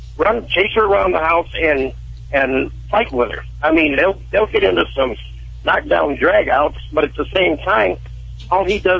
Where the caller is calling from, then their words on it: Kankakee, Illinois, United States; Right now, I'm in Kankakee, Illinois.